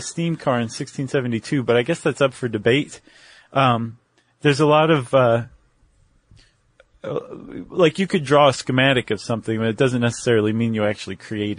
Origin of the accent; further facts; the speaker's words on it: South West England, United Kingdom; I'm from Cornwall.